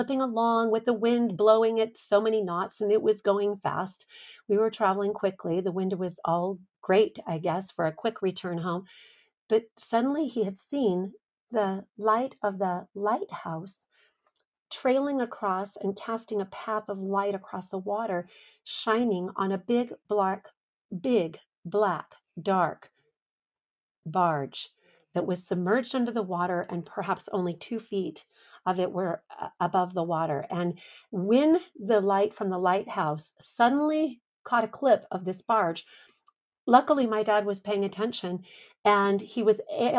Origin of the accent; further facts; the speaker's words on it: Los Angeles, California, United States; the San Pedro Bay, where I grew up in California